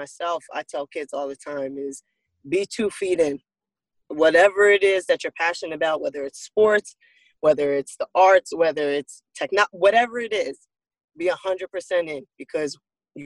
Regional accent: Broomall, Pennsylvania, United States; I am a kid from Broomall, Pennsylvania, Delaware County.

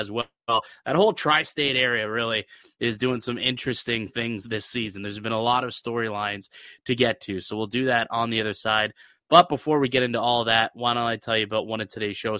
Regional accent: Toronto, Ontario, Canada; born or raised there

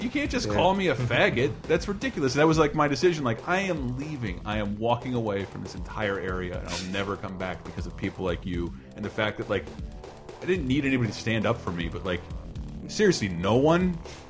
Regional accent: the South, United States; moved away; also born or lived in Tallahassee, Florida; the Southern brand of racism you and I both grew up around

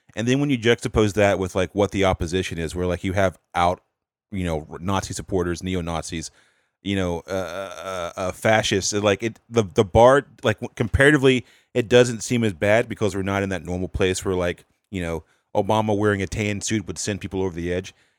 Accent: North Carolina, United States; I'm from the South, North Carolina

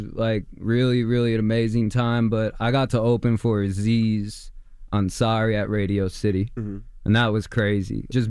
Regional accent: Queens, New York, United States; My mom was actually like born and raised in the neighborhood, so. My block, they were always good to us.

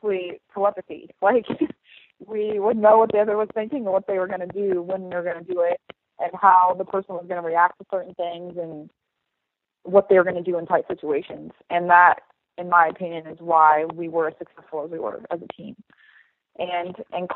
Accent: Indianapolis, Indiana, United States; I'm from Indianapolis, Indiana.

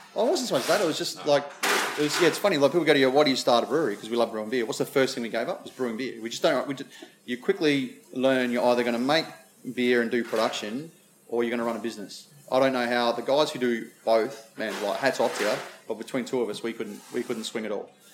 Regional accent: South Australia, Australia; Being South Australian

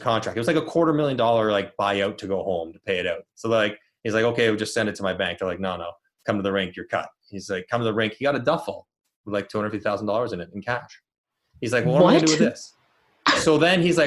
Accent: Toronto, Ontario, Canada; I'm from Toronto

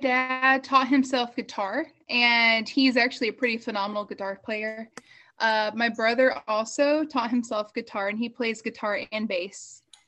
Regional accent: the Bible Belt, United States; So I grew up in the Bible Belt, surrounded by bluegrass and Southern gospel. Well, sort of Southern gospel, the good kind, as my parents would call it.

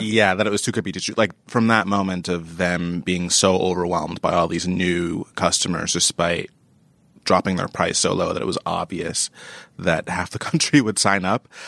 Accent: New York, United States; as a New Yorker

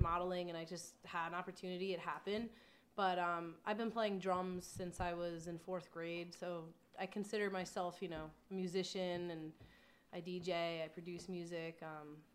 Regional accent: Long Island, New York, United States; moved away; I'm originally from Long Island

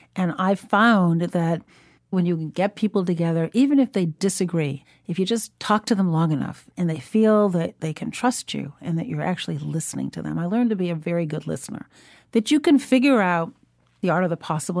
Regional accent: Chicago, Illinois, United States; also born or lived in Shiraz, Iran; Growing up in Chicago

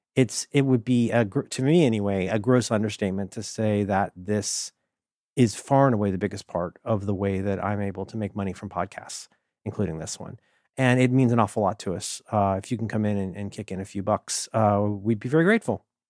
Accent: Ohio, United States; I'm from Ohio

